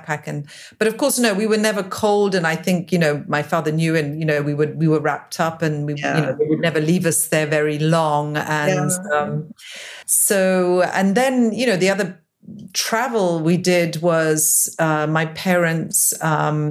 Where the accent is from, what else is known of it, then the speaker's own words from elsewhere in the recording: England, United Kingdom; moved away; also born or lived in Geneva, Switzerland / Drogheda, Ireland; I left Switzerland when I was 6 years old. I was born in Geneva. We went to live in England